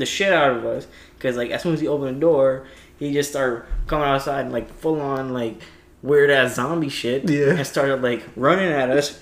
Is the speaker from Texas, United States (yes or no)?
no; New York City, New York, United States; we from there